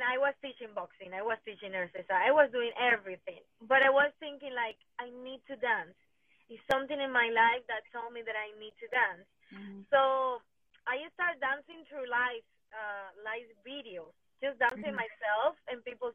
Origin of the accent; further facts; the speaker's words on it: Venezuela; English is a second language; moved away as an adult; now in United States; My parents are from Colombia, but I born and raised in Venezuela.